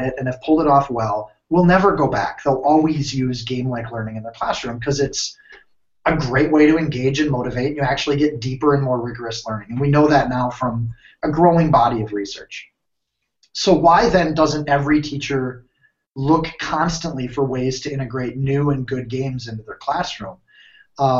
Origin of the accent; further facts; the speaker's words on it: United States; moved away as an adult; also born or lived in Minnesota / Wisconsin; now in Ohio, United States; I'm from Minnesota, Wisconsin